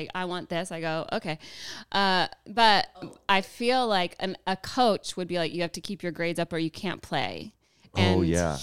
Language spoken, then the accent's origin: English; Georgia, United States; moved away as an adult; also born or lived in Hayward, California / Livermore, California; I'm from Georgia